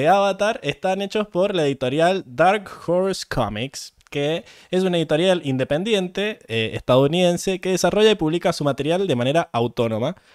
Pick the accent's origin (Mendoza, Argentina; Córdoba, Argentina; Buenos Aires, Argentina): Mendoza, Argentina; nosotros somos de Mendoza. De Mendoza.